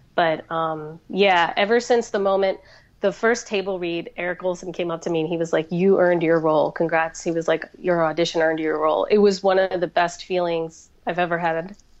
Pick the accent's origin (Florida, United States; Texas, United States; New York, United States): Florida, United States; the community I grew up around in Florida